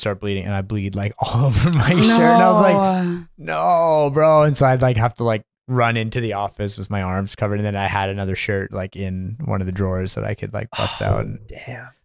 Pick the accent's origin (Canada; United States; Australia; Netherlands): Canada; moved away; also born or lived in Winnipeg / Germany; I'm Canadian